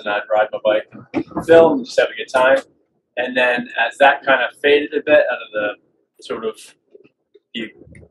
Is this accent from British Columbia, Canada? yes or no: yes; Vancouver, British Columbia, Canada; I'm from Vancouver.